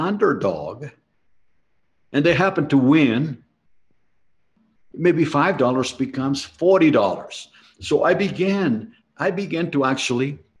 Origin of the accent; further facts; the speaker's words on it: Mexico City, Mexico; moved away; I was born in Mexico City, and I did not come from wealth.